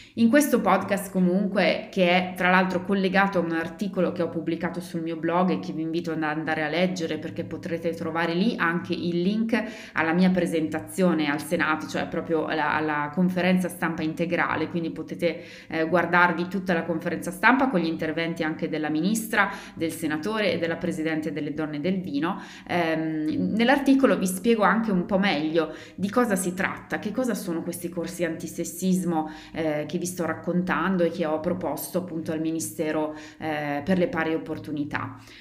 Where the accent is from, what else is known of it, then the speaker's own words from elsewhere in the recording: Italy; moved away; mio paese d'origine, in Italia, dove una cosa del genere non esiste